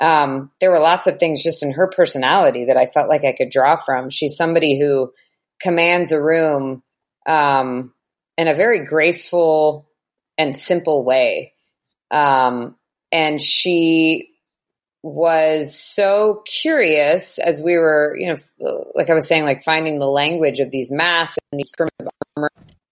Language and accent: English; United States; Maybe it's because I'm American that I think that it's so interesting.